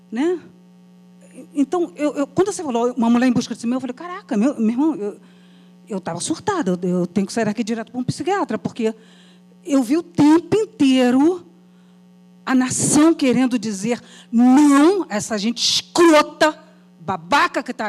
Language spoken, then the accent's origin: Portuguese; Brazil; E eu, enquanto brasileira, professora, 40 anos dentro né, do magistério